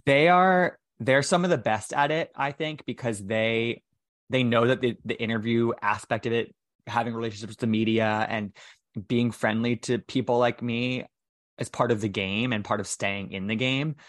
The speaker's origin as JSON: {"language": "English", "country": "United States", "tie": "born or raised there", "said": "in and around my hometown"}